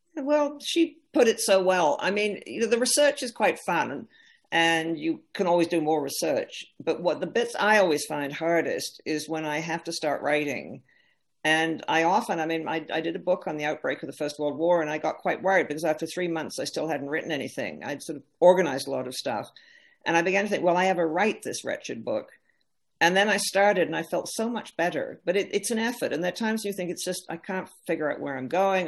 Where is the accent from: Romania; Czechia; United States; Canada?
Canada; as a Canadian